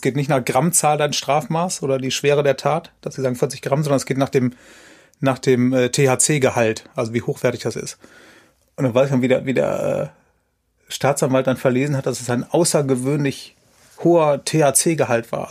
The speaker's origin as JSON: {"language": "German", "town": "Aachen", "region": "North Rhine-Westphalia", "country": "Germany", "said": "das habe ich in Aachen gemacht, wo ich herkomme"}